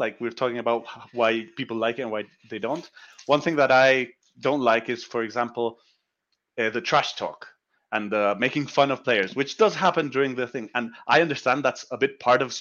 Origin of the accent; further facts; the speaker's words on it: Chile; I'm from South America.